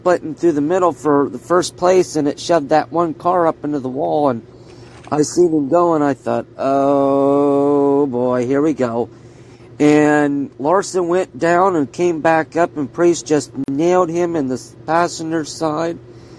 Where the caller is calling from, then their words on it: Kokomo, Indiana, United States; I'm calling from Kokomo, Indiana.